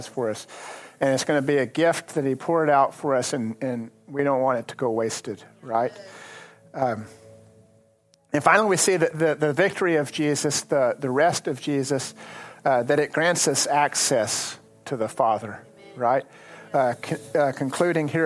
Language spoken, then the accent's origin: English; Lubbock, Texas, United States; I grew up farming. And I grew up farming in the Lubbock area